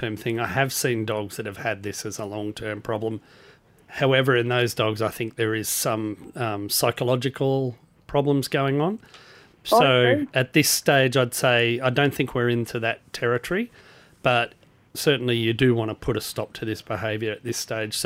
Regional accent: Queensland, Australia; moved away; I grew up in Queensland

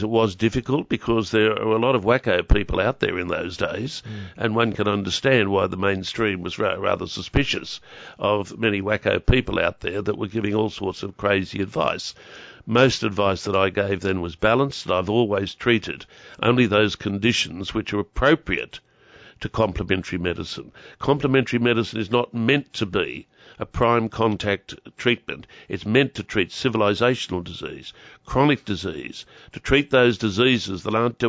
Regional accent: Newcastle, New South Wales, Australia; moved away as an adult; also born or lived in Sydney, Australia; I came back home from Maroonga in the 80s. And the moment I arrived back home here, it was almost as if I'd never left

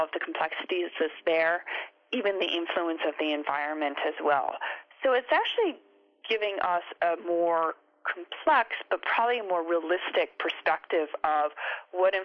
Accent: United States; now in Australia; I'm from America and then I've been living here in Australia

